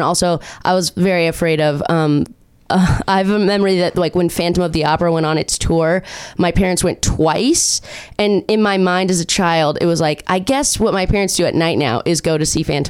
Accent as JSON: {"language": "English", "area": "Orange County", "region": "California", "country": "United States", "also_born_or_lived": "Chicago", "said": "I'm from Orange County."}